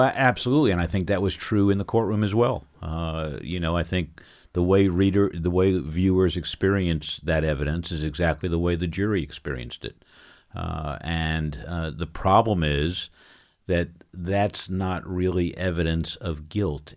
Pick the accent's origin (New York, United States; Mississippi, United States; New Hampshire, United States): New York, United States; moved away; I grew up in New York, and, and that's who I am